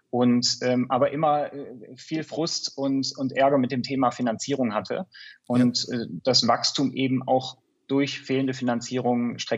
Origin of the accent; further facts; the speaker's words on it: Stuttgart, Baden-Württemberg, Germany; accent: Stuttgart; bin vom Hintergrund her äh, äh, bin Stuttgarter. Ab und zu hört man es auch, äh, nicht immer.